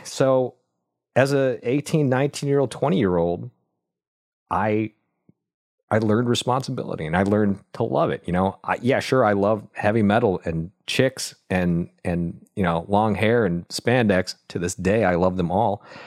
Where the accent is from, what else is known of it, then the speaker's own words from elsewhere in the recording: Buffalo, New York, United States; moved away; also born or lived in Vietnam; I grew up in Buffalo, New York, watching my dad work his butt off